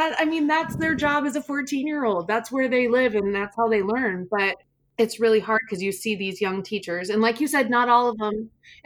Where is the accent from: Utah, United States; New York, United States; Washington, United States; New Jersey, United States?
Washington, United States; Wenatchee; But as a kid, I grew up in Central Washington in Wenatchee. It's a beautiful town, beautiful people. I grew up on this neighborhood block with four other kids my exact age.